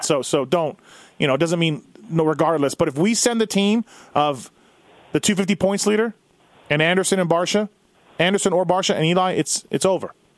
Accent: Canada; I'm Canadian

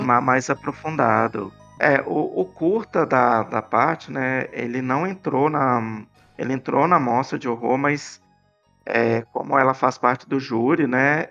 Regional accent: Belo Horizonte, Minas Gerais, Brazil; Que eu sou de Belo Horizonte

